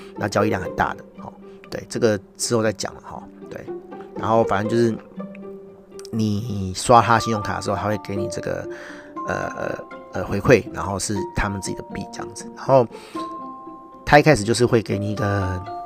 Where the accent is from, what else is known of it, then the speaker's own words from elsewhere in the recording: Taiwan; 我是台湾人